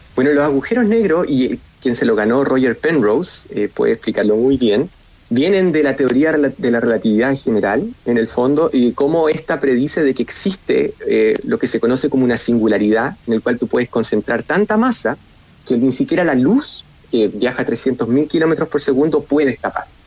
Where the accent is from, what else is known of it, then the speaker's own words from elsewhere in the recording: Chile; moved away as an adult; also born or lived in United States / Germany; vuelvo a Chile